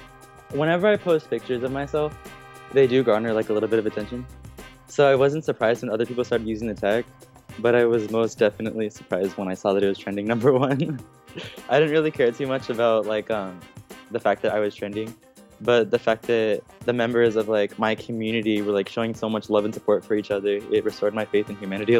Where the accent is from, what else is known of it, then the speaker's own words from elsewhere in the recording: San Jose, California, United States; I'm 17 years old. I'm from Eastside, San Jose. I identify as a Mexican-American because that's the culture that I've been exposed to for my entire life.